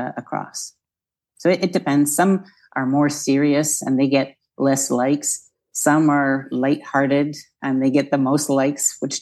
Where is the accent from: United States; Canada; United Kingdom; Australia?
Canada; moved away as an adult; also born or lived in Nova Scotia; now in France; as a Canadian, I grew up with empty beaches where my mom's from in Nova Scotia